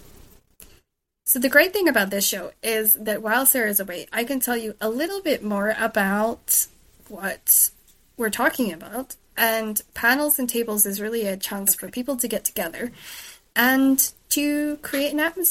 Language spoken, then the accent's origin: English; United Kingdom; also born or lived in Shetland / mainland Scotland; I'm British